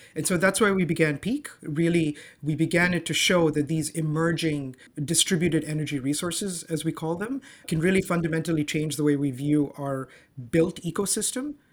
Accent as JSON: {"language": "English", "region": "Dubai", "country": "United Arab Emirates", "tie": "born or raised there", "also_born_or_lived": "Zanzibar", "moved": "yes", "lives_now": "Toronto, Canada", "said": "I grew up, I was born and raised in Dubai"}